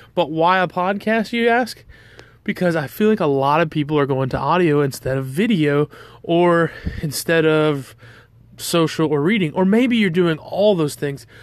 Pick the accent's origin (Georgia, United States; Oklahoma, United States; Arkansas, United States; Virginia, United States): Georgia, United States; I'm from the South, I'm from Georgia